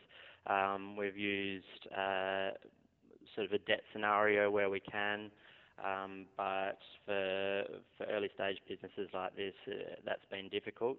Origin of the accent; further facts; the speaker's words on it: South Australia, Australia; growing up in South Australia, we've obviously had Coopers around